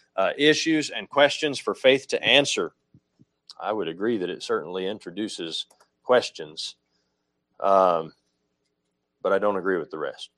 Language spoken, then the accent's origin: English; United States; I'm an American